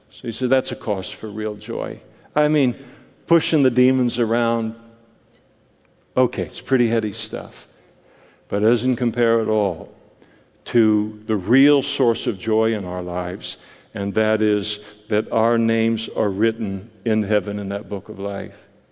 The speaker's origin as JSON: {"language": "English", "country": "United States", "said": "as an American Christian"}